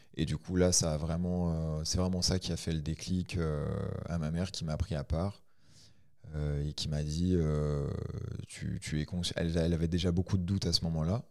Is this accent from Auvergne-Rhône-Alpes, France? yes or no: yes; Ain, Auvergne-Rhône-Alpes, France; Je suis de l'Ain